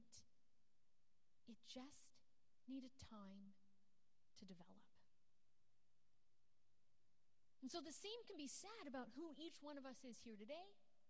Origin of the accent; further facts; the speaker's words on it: Canada; I'm born and raised in Canada, but my dad is actually from Scotland